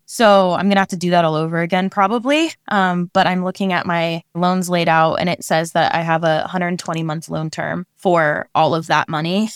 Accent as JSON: {"language": "English", "region": "Oregon", "country": "United States", "tie": "born or raised there", "moved": "as an adult", "lives_now": "California, United States", "said": "I am a Oregon native"}